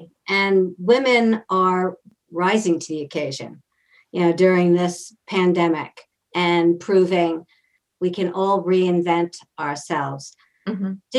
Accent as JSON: {"language": "English", "town": "Northport", "region": "New York", "country": "United States", "tie": "born or raised there", "said": "my hometown, Northport Village."}